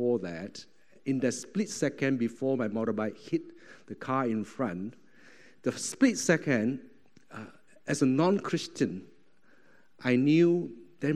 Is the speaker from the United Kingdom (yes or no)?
no; Malaysia; moved away as an adult; also born or lived in Singapore; now in Thailand; I was from Malaysia, and went down to Singapore.